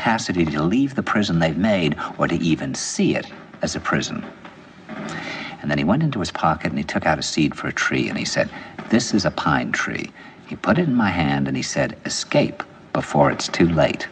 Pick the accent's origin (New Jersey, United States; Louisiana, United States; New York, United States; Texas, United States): New York, United States; "Where are you from?" And I said, "New York."